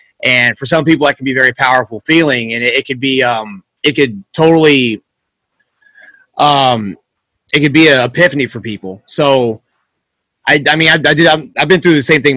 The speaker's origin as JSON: {"language": "English", "region": "the South", "country": "United States", "tie": "born or raised there", "said": "growing up in the South and doing a lot of yard work and stuff"}